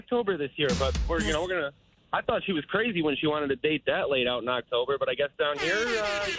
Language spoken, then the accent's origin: English; Chicago, Illinois, United States; now in Tulsa, United States; I'm from Chicago